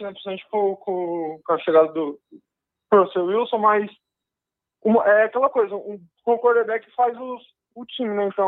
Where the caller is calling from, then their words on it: Nova Granada, São Paulo, Brazil; Nova Granada, interior de São Paulo.